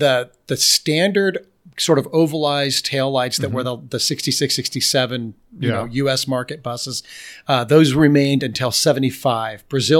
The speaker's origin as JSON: {"language": "English", "country": "Germany", "tie": "born or raised there", "said": "I knew German because I grew up in Germany"}